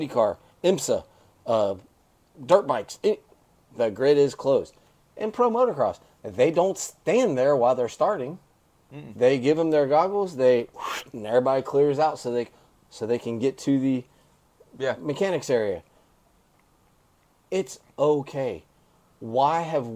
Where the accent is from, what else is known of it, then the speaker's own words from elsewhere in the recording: Florida, United States; The reason FTR is my series is because it's my home state